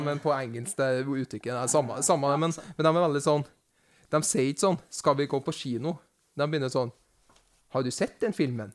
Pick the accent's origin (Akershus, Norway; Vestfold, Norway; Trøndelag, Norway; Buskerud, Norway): Trøndelag, Norway; near Overhalla; Nabokommunen min er Overhalla